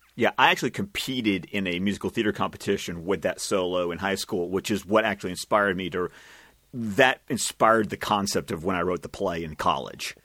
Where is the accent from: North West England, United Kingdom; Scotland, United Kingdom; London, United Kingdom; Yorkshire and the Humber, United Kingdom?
Scotland, United Kingdom; I speak as a Scot